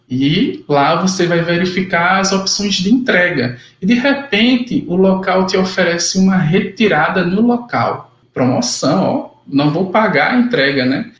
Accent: João Pessoa, Paraíba, Brazil; now in Sapé, Brazil; Sou natural de João Pessoa, Paraíba, e atualmente eu resido em Sapé

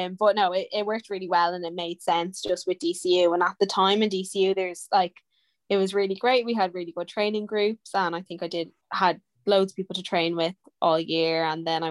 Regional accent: Dublin, Leinster, Ireland; I came home from America

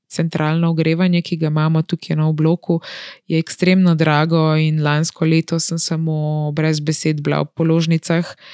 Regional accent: Slovenia; kako smo Slovenci razpršeni po celem svetu in kako je ta naša mala deželica

